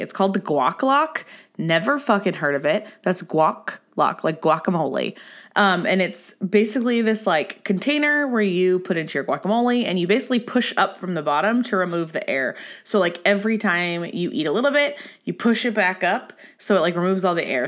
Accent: Orange County, California, United States; I'm from Orange County

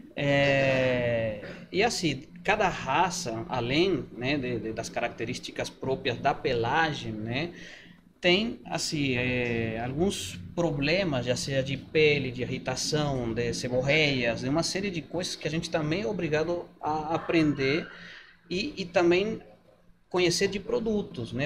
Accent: Mendoza, Argentina; Portuguese is a second language; moved away as an adult; now in Brazil

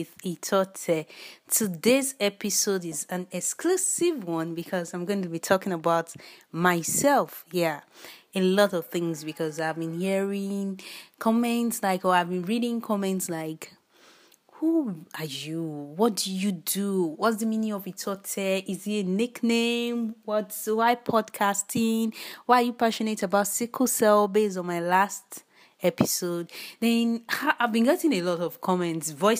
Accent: Nigeria; I'm a Nigerian. By birth, by origin, by nationality, by everything, I'm a Nigerian.

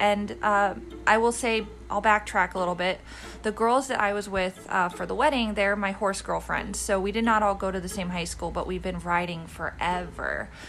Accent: Kent, Ohio, United States; moved away; I'm from Kent State, Ohio.

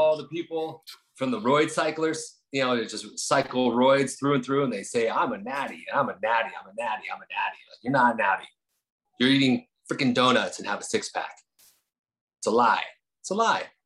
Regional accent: New Jersey, United States; moved away; also born or lived in Incline Village, Lake Tahoe, Nevada; I was from Jersey, so we kind of had that same kind of attitude.

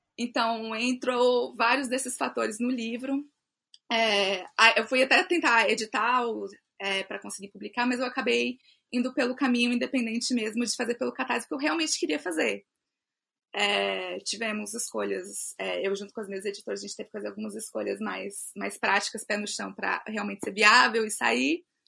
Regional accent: Brasília, Federal District, Brazil; eu sou de Brasília DF, nasci aqui em Brasília, morei em outro lugar também, mas hoje eu estou aqui, sou brasiliense

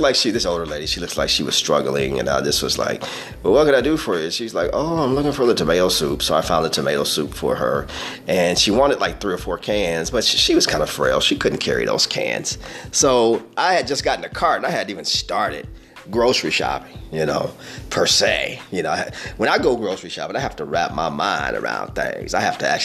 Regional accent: Peoria, Illinois, United States; I hail from Peoria, Illinois. All right, proud of it, born and raised. I'm a native.

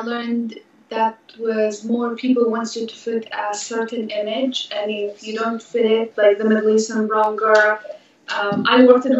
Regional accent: Jordan; English is a second language; moved away as an adult; also born or lived in Pennsylvania / California; now in Los Angeles, United States; I was born in Jordan, 1982

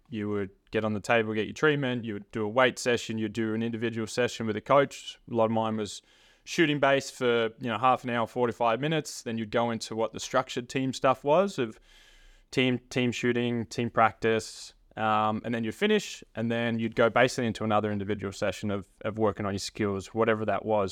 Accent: Frankston, Victoria, Australia; growing up around the Franks and area, playing in, for the Franks and Blues growing up

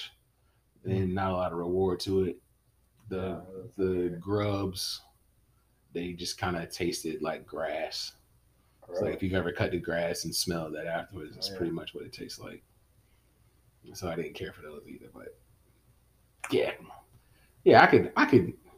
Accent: Winston-Salem, North Carolina, United States; I am an outdoor country boy that just grew up in Winston-Salem.

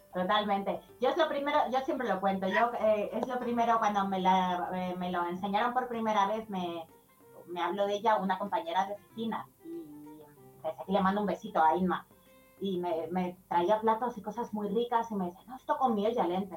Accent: Madrid, Community of Madrid, Spain; Yo soy de Madrid

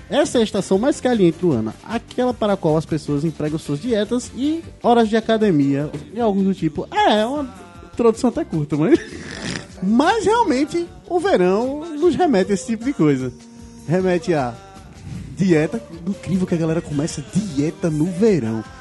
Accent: Recife, Pernambuco, Brazil; Como nós somos de Recife

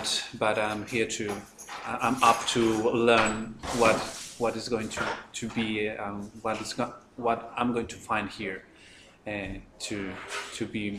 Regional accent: Colombia; moved away as an adult; now in Birmingham, United Kingdom; I'm from Colombia.

